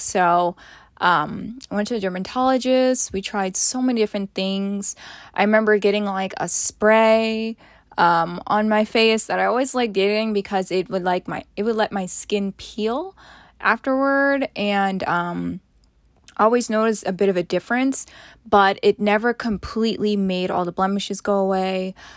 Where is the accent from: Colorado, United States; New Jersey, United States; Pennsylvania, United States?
New Jersey, United States; Montclair; also born or lived in Boston; my hometown of Montclair, New Jersey